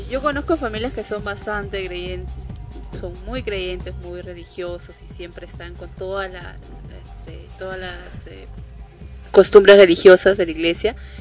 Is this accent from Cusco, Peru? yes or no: no; Ancash, Peru; now in Lima, Peru; en mi familia, por ejemplo, en mi tierra, en Guayanca